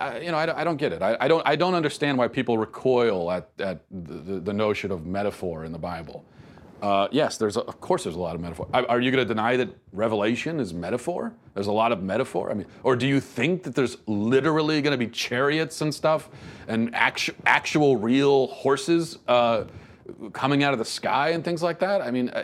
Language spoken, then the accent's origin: English; Venezuela; now in United States; I grew up in South America, specifically in Venezuela, but I've lived in the United States for over half my life.